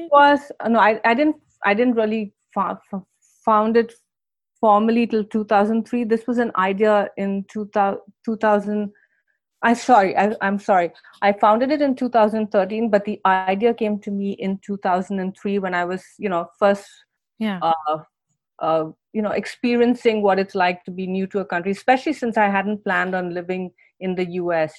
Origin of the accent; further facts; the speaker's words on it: India; moved away as an adult; now in United States; I grew up in India